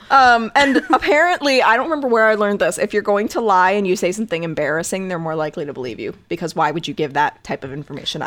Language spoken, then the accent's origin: English; Connecticut, United States; I was raised in Connecticut